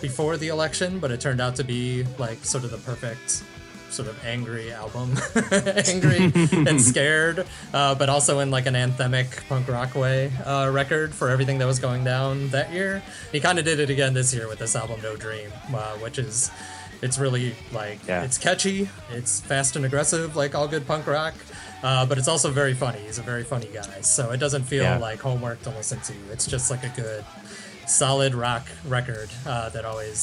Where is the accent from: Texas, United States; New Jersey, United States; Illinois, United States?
Illinois, United States; Chicago; born or raised there